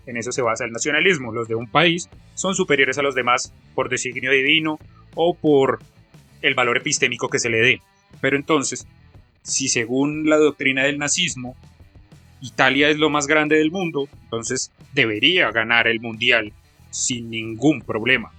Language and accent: Spanish; Colombia; soy colombiano